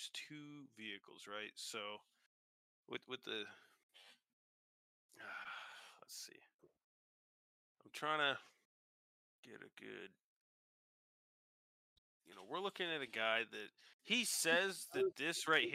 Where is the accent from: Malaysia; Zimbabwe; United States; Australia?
United States; We're American.